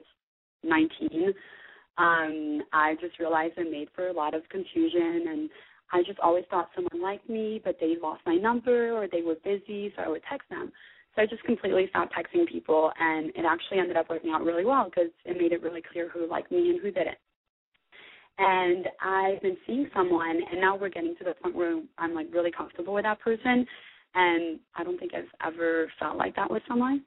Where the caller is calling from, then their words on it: Mississippi, United States; moved away; also born or lived in California; I am calling from Mississippi. Don't ask me why. I used to live in California. I moved to Mississippi